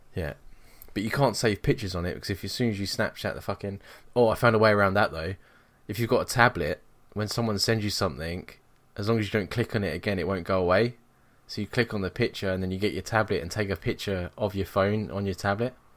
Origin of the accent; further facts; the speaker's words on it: England, United Kingdom; moved away as an adult; now in Scotland, United Kingdom; I moved away from England